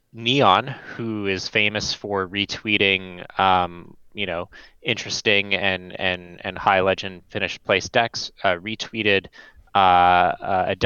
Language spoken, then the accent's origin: English; Canada; moved away as an adult; now in Pacific Northwest, United States; I am also Canadian